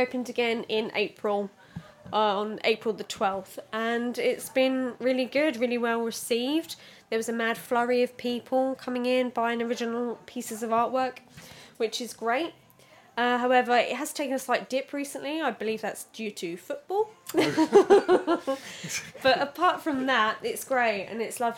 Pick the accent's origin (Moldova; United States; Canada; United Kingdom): United Kingdom; Suffolk, East of England; also born or lived in London; I was born in London and then came up to Suffolk when I was 5 years old